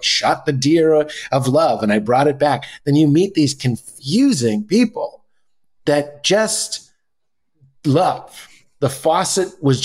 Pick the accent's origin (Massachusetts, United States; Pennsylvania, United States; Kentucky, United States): Massachusetts, United States; Boston; We're both from Boston, the Boston area